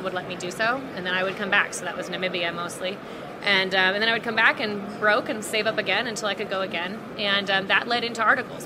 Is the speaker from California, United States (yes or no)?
yes; Los Angeles, California, United States; I grew up in Los Angeles